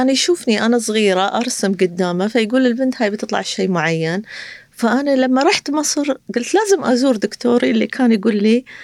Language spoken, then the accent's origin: Arabic; Qatar; أنا ك كابنة قطرية أو كقطرية أروح كتارة أي شيء أطلب من كتارة لا يرد لي طلب